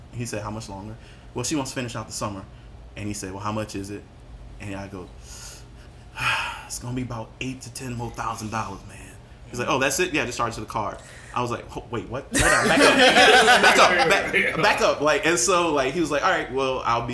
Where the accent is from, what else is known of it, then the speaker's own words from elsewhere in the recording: Louisiana, United States; also born or lived in Vermont; I'm from Louisiana